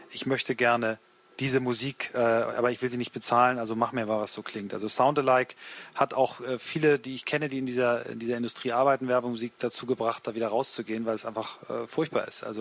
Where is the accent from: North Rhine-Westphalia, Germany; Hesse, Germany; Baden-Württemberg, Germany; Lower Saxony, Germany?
Lower Saxony, Germany; Hanover; als Hannoveraner weiß ich das, dann zieht es einen nach Berlin oder woanders hin